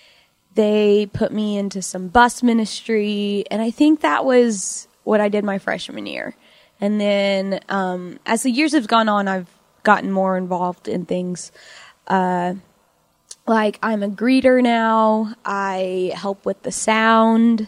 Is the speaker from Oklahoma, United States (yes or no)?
yes; Chickasha, Oklahoma, United States; moved away as an adult; now in Norman, United States; I was born and raised in Chickasha, Oklahoma